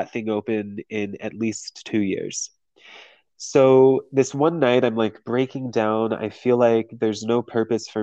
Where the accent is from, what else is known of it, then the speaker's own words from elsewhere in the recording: San Diego, California, United States; moved away as an adult; also born or lived in Las Vegas; I'm from San Diego, and I left San Diego when I was 20 and moved to Vegas